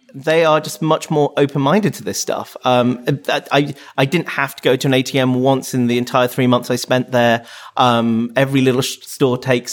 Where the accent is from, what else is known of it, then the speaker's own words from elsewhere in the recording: Wales, United Kingdom; I was born and raised and I'm a Welsh speaker.